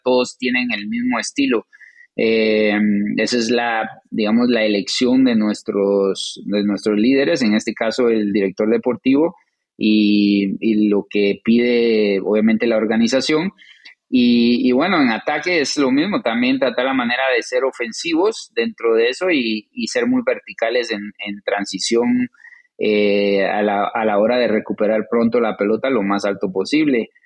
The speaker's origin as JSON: {"language": "Spanish", "country": "Guatemala", "tie": "born or raised there", "also_born_or_lived": "New Jersey / Colorado", "moved": "as an adult", "lives_now": "St. Louis, United States", "said": "ya crecimos. Eh, tuvimos toda una vida en, Guatemala"}